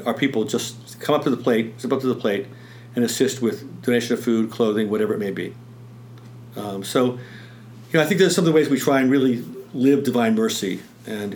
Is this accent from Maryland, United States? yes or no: yes; Bel Air, Maryland, United States; moved away as an adult; now in Western Maryland, United States; even though I grew up in the Baltimore area, mainly Bel Air, Harford County, this is my home